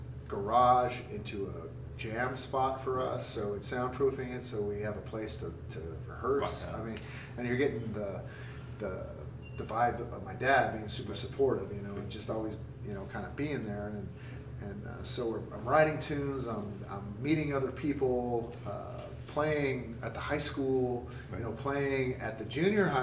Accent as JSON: {"language": "English", "region": "California", "country": "United States", "tie": "born or raised there", "said": "growing up in Devil, California"}